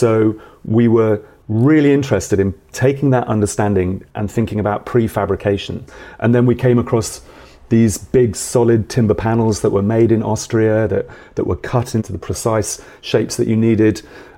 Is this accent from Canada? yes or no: no; Milton Keynes, South East England, United Kingdom; I grew up in Milton Keynes in the 70s and the 80s, like a new town